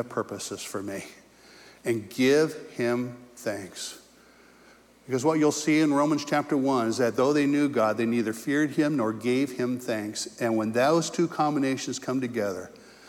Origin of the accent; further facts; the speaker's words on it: California, United States; moved away; also born or lived in Indiana; I was from California